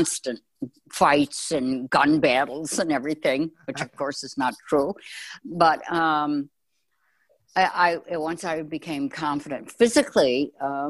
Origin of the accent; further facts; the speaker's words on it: Chicago, Illinois, United States; I grew up in Chicago